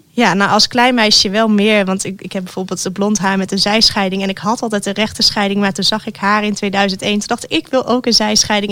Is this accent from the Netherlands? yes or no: yes; Netherlands; wij te nuchter zijn om eh, als Nederlanders